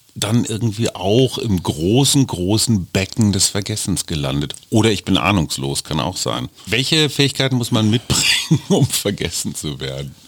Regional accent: Berlin, Germany; als Berliner

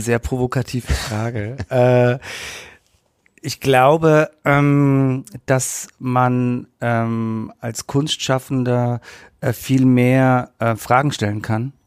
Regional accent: Nuremberg, Bavaria, Germany; ich bin in der Südstadt aufgewachsen, meine Eltern haben gearbeitet

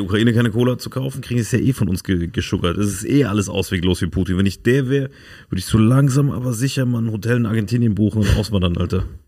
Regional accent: Saarland, Germany; da, wo ich herkomme, Saarland

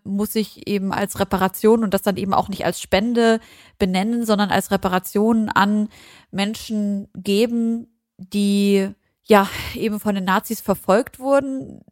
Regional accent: Germany; als Deutsche mit Nazi-Hintergrund

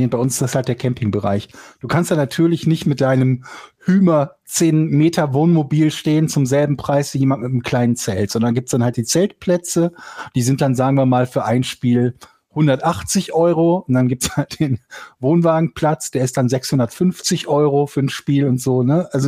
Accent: Rhineland, Germany; ich komme aus dem Rheinland.

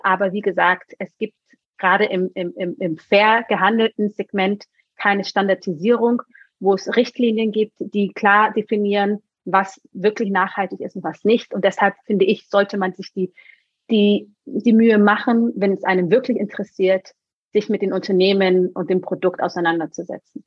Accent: Germany; also born or lived in Munich; wir in einem Dorf groß geworden sind

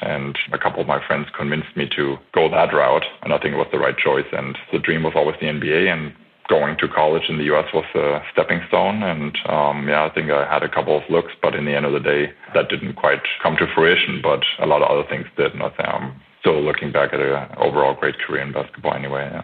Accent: Franconian countryside, near Nuremberg, Bavaria, Germany; moved away as an adult; also born or lived in Bamberg / United States / Spain; I'm German American, born in Nuremberg and grew up in the great area of uh, the Franconian countryside and a little village

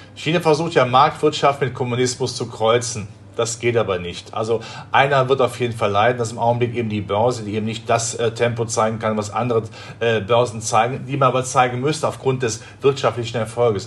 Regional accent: Rhineland, Germany; Ich komme ja aus dem Rheinland, da spricht man ja von der Wupper

